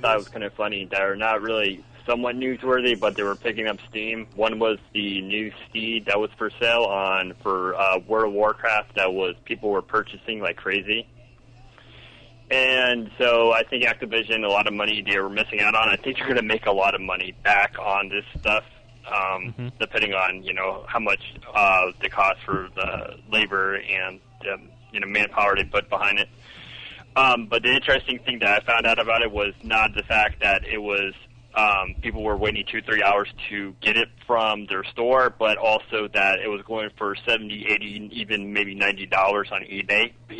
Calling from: Melbourne, Florida, United States; Call from Melbourne, Florida.

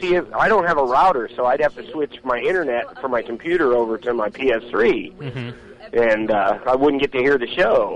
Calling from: California, United States; From California.

